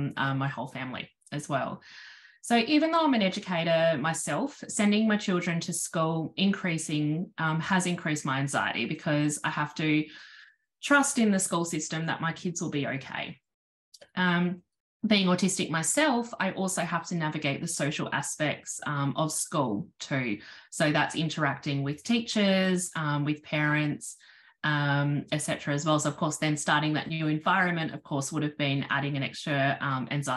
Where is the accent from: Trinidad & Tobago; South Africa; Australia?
Australia; South Australia; I'm from South Australia.